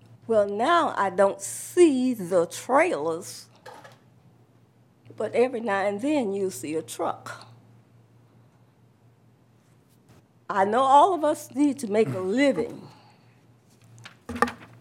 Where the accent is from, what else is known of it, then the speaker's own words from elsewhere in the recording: United States; I was born on Bill Carter Road in a house, one house away from the property